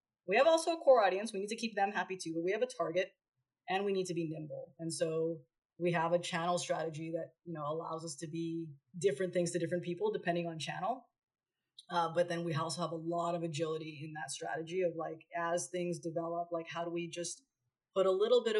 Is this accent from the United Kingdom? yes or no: no; Canada; now in Los Angeles, United States